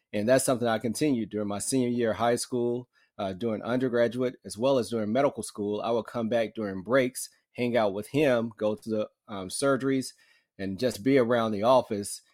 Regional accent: Muscle Shoals, Alabama, United States; I grew up in Muscle Shoals, Alabama, so a small town, North Alabama.

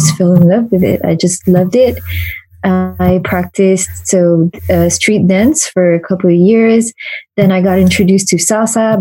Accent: Paris, Île-de-France, France; I was born and raised in Paris

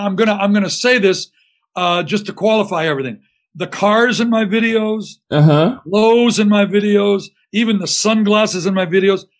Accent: Windsor, Ontario, Canada; moved away as an adult; now in Detroit, United States; I'm a Canadian guy from Windsor, Ontario, across the river, that's been adopted by one of the greatest music cities in the world.

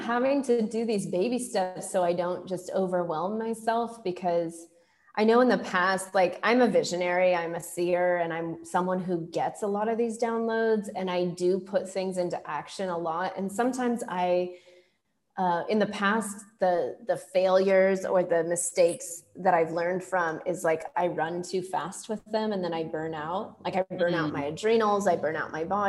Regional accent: Silicon Valley, California, United States; also born or lived in India; I grew up in Silicon Valley

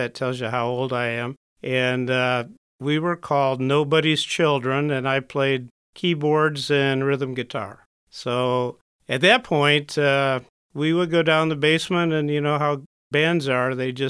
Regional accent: Birmingham, Michigan, United States; born there; I was born in Michigan, Birmingham, came up to Marine City all the summers, all the weekends, did farming, did boating

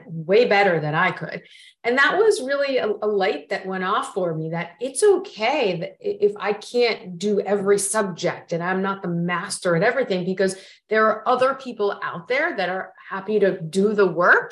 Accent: Florida, United States; moved away; also born or lived in New York City; I grew up in Florida

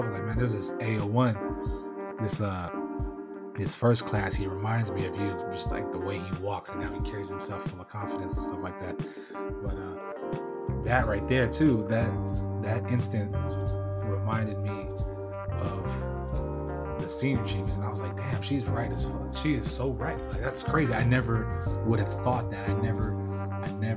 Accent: California, United States; I'm from Cali

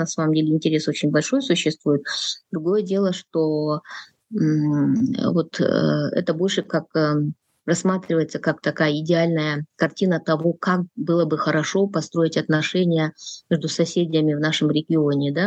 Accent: Kyrgyzstan; я из Кыргызстана, я независимый политический аналитик

